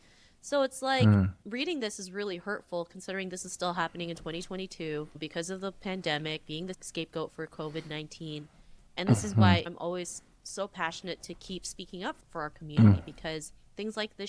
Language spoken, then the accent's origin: English; Toronto, Ontario, Canada; growing up in Toronto, I never saw anybody that looked like me